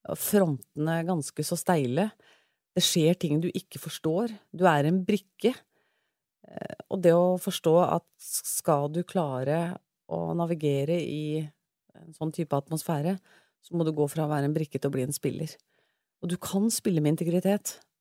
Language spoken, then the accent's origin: Norwegian; Sandefjord, Vestfold, Norway; moved away as an adult; now in Oslo, Norway; jeg kommer fra Sandefjord, født og oppvokst